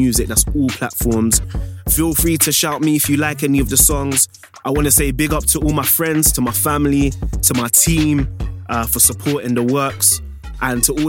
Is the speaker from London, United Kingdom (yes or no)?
yes; Croydon, London, United Kingdom; I'm from South London, Croydon